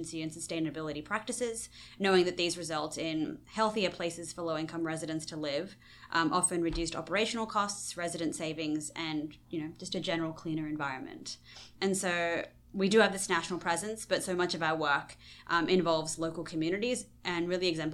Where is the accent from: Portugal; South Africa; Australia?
Australia; moved away as an adult; now in Washington, D.C., United States; I'm actually originally from Australia